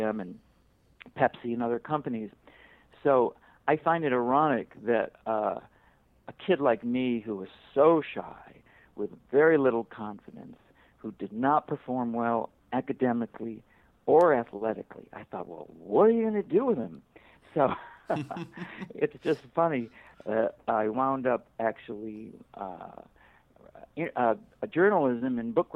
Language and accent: English; Buffalo, New York, United States; when I was in grade school growing up in Buffalo, New York